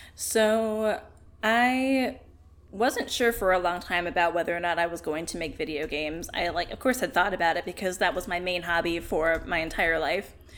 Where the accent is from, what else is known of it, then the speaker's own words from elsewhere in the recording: South Carolina, United States; I grew up in South Carolina